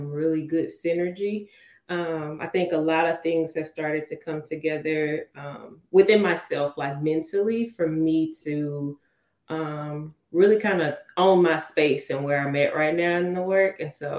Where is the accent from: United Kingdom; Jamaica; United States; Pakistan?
United States; Houston, Texas; moved away as an adult; also born or lived in Fort Worth, Texas / Dallas, Texas; I am from Houston. I was born and raised on the south side, southwest side.